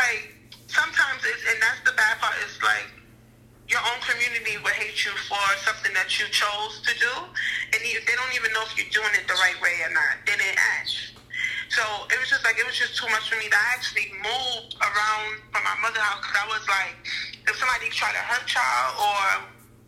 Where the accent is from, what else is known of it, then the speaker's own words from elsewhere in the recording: New York City, New York, United States; also born or lived in Crown Heights, Brooklyn; I was in Brooklyn, yeah, but I was from Bed-Stuy